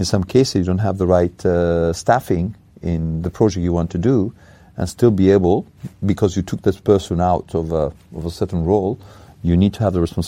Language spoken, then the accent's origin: English; Italy; moved away; In Italy, my home country